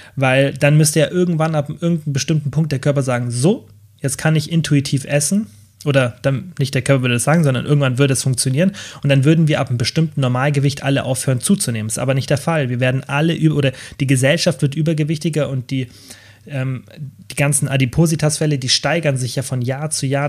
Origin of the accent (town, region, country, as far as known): Germany